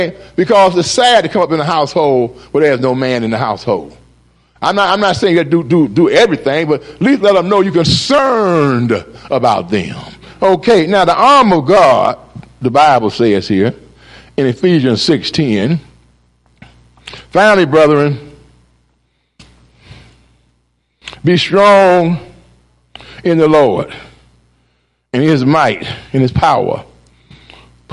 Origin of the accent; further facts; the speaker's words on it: Cleveland, Ohio, United States; I grew up in Glenville neighborhood